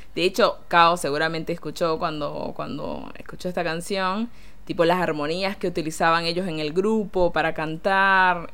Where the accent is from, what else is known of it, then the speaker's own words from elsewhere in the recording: Caracas, Capital District, Venezuela; también tiene un acento muy diferente al que tenemos en Caracas